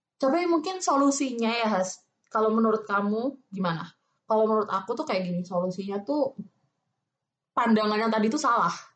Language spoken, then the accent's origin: Indonesian; Java, Indonesia; accent: Javanese; aku Jawa